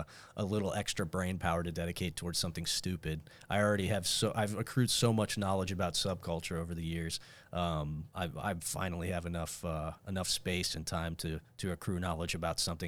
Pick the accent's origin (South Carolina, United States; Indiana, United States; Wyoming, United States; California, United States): Indiana, United States; Northern; I'm from Northern Indiana